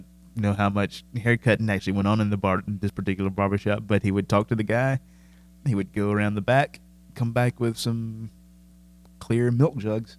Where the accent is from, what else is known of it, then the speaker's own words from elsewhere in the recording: Shelby, North Carolina, United States; I'm from Shelby, remember?